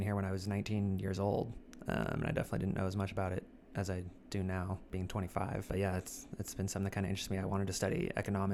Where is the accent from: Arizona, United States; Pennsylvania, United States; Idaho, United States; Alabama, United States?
Idaho, United States; also born or lived in California; I was born in California, but I have grown up in Idaho